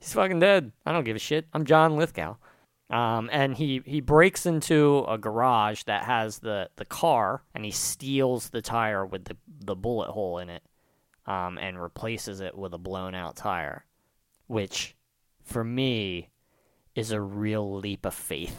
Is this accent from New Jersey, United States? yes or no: yes; New Jersey, United States; I'm from South Jersey